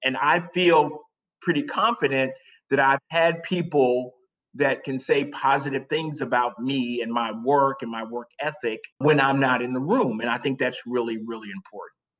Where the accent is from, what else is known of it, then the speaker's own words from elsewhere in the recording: South Carolina, United States; moved away as an adult; now in New York, United States; I'm from South Carolina, grew up in South Carolina